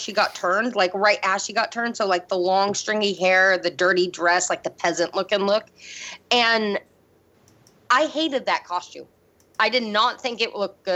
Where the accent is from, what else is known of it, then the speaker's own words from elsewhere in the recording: Auburn, Washington, United States; moved away; There's this town where I grew up in Auburn